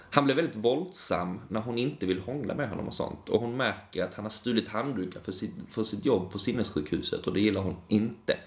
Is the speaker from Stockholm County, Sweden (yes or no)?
no; Lund, Skåne, Sweden; jag är från Lund